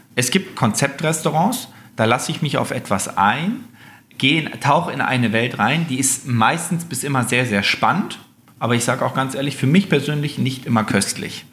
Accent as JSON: {"language": "German", "town": "Göttingen", "region": "Lower Saxony", "country": "Germany", "moved": "yes", "lives_now": "Sylt, Germany", "said": "Also ich, ich komme aus Göttingen"}